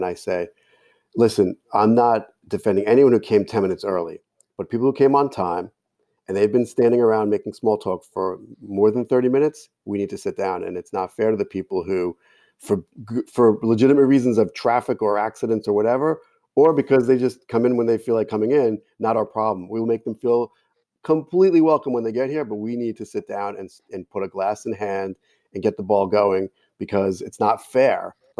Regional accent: Jersey City, New Jersey, United States; accent: Jersey City; So if I was speaking in my hometown accent in Jersey City, which sounds just like Brooklyn, there's no letter R.

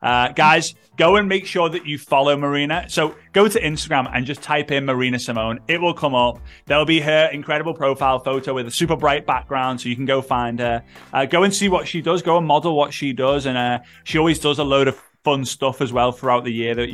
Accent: United Kingdom; I'm a Brit

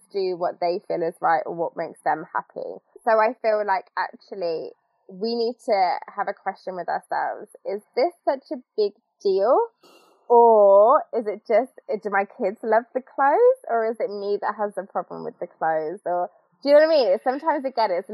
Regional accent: United Kingdom; us as the British

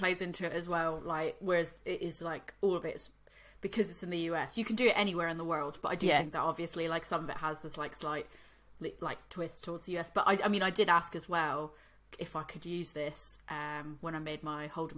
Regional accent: Boston, Massachusetts, United States; I'm from Boston

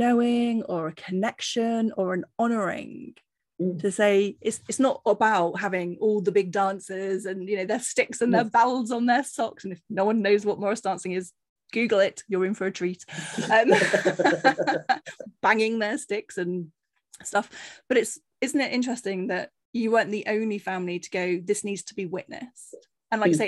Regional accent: Cornwall, South West England, United Kingdom; moved away; I grew up in Cornwall

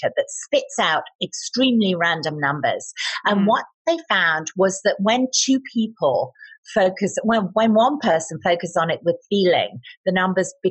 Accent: United Kingdom; I'm British

